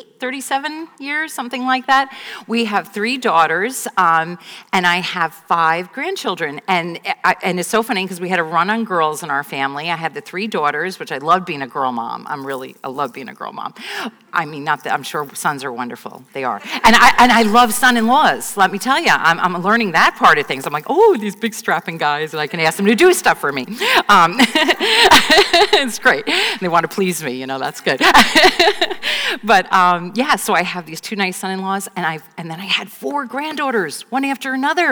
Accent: right outside the Bronx, New York, United States; I grew up right outside the Bronx

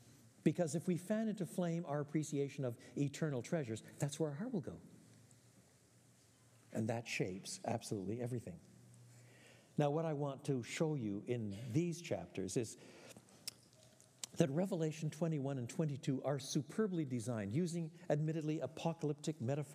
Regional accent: Quebec, Canada; Although I was born in French Canada, my parents were both born in the British Isles

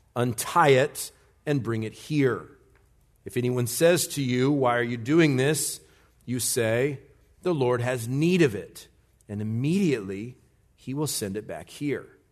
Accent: United States; as an American, a red blooded, big time American

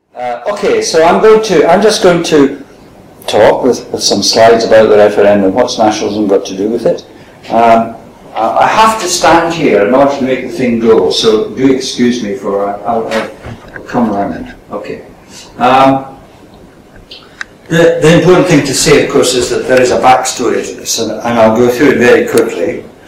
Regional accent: Scotland, United Kingdom

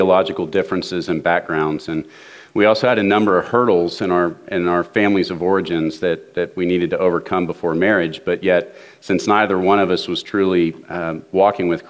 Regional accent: Dallas, Texas, United States; I grew up in Dallas

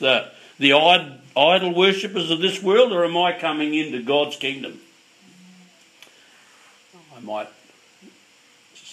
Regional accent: Yorke Peninsula, South Australia, Australia; now in Melbourne, Australia; When I was a kid, when I was unsaved, growing up on York Peninsula on a fishing community

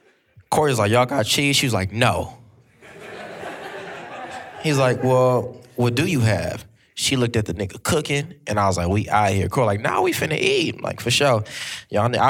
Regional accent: Long Beach, California, United States; I'm from Long Beach.

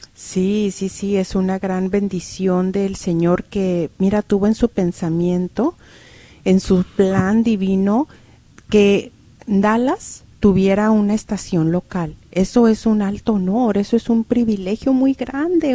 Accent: Cuauhtémoc, Durango, Mexico; mi pueblo, que yo soy de Durango, de Cuauhtémoc

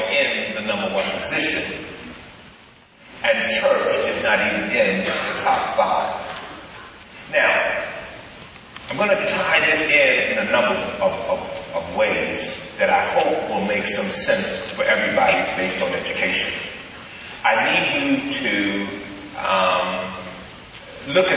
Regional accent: Birmingham, Alabama, United States; moved away; also born or lived in Columbus, Ohio; I was raised in Birmingham, Alabama

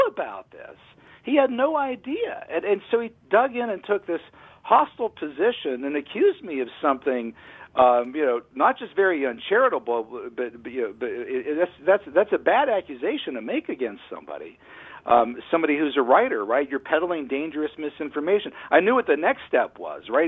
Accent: Pittsburgh, Pennsylvania, United States; I'm from Pittsburgh

